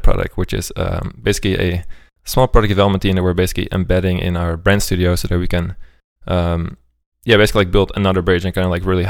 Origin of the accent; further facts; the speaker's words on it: Amsterdam, North Holland, Netherlands; moved away as an adult; also born or lived in Sweden / Berlin; I'm originally from Amsterdam.